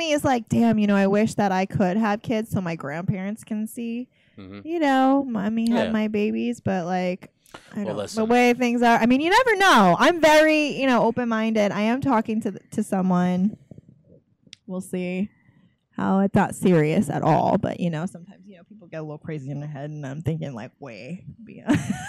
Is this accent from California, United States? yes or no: no; Atlanta, Georgia, United States; I'm from Atlanta.